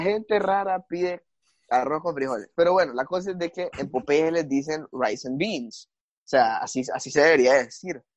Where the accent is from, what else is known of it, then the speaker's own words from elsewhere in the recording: Honduras; yo siendo un hondureño, yo la verdad es que quiero mucho mi país